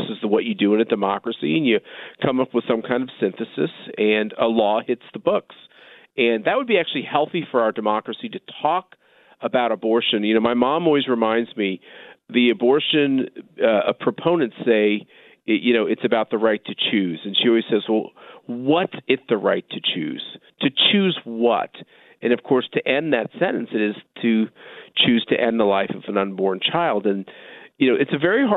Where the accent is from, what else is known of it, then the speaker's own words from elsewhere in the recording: Wichita, Kansas, United States; when I was a child growing up in Wichita